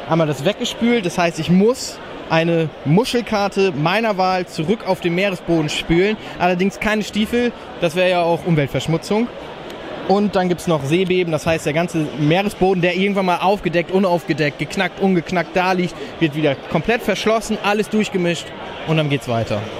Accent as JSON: {"language": "German", "region": "Northern Germany", "country": "Germany", "said": "Und wir kommen ja aus dem Norden"}